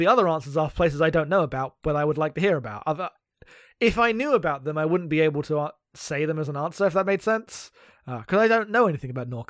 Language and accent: English; London suburbs, United Kingdom; I'm from England.